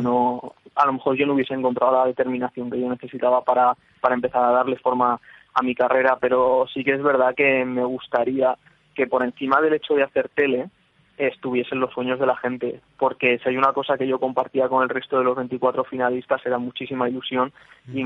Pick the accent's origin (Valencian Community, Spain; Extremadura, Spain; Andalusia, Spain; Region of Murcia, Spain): Extremadura, Spain; Plasencia; now in Madrid, Spain; yo soy extremeño, pero yo soy de Plasencia